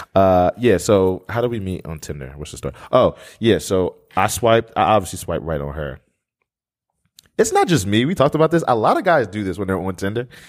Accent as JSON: {"language": "English", "town": "Blackwood", "region": "New Jersey", "country": "United States", "tie": "born or raised there", "moved": "as an adult", "lives_now": "Atlanta, United States", "said": "I grew up in Blackwood"}